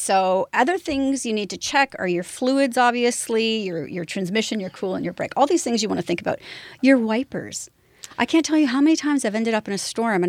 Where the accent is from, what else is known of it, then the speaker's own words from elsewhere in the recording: London, Ontario, Canada; I grew up in London, Ontario, so I grew up along that whole place.